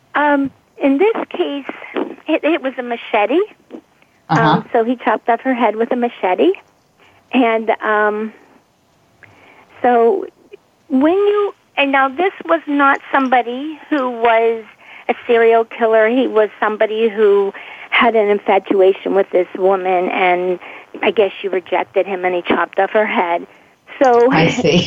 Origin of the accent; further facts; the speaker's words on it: Pittsburgh, Pennsylvania, United States; I'm from Pittsburgh, Pennsylvania